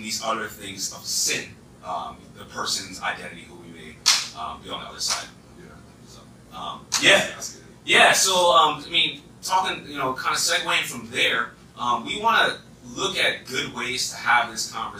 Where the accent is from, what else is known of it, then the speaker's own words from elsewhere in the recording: East Coast, United States; accent: East Coast; my East Coast accent